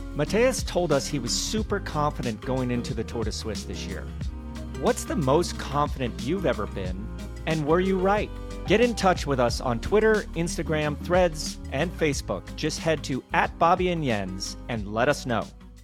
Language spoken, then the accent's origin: English; United States; as an American